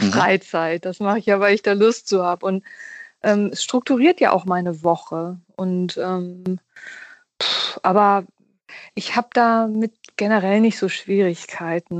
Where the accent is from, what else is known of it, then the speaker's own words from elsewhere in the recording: Hamburg, Germany; Also ich bin ja in Hamburg groß geworden